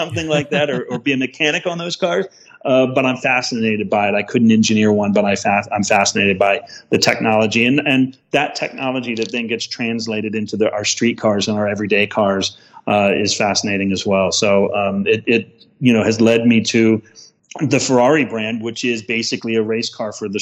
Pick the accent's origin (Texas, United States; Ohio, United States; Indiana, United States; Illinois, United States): Indiana, United States; Indianapolis; I grew up in Indianapolis